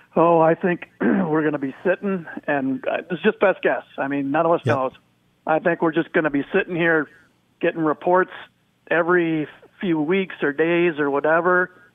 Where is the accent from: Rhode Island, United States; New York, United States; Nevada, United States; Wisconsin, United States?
Wisconsin, United States; Madison; I grew up in Madison